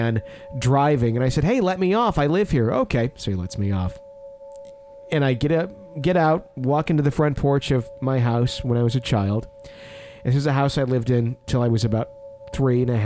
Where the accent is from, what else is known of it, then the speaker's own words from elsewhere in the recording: Fond du Lac, Wisconsin, United States; now in Kansas, United States; a funeral home I was in several times as a child in Fond du Lac in my hometown